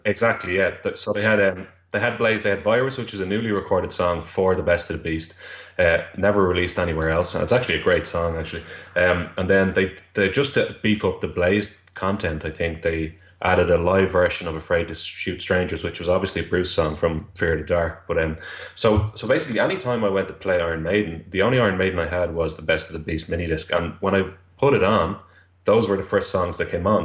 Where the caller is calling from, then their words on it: Dublin, Leinster, Ireland; I'm calling from Dublin, Ireland, at the moment.